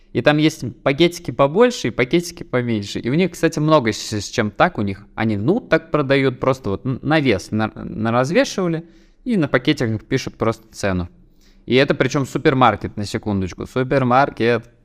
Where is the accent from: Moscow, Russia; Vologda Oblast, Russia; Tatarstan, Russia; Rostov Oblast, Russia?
Tatarstan, Russia; я же из Татарстана